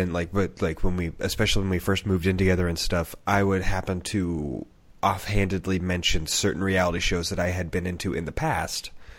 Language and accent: English; Kentucky, United States; from Pike County, Kentucky. I am a castaway on Survivor.